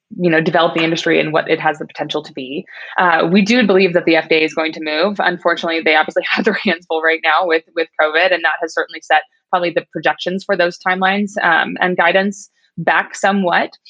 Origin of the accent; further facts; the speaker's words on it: Midwest, United States; I grew up in the Midwest. I was Miss Kansas 2004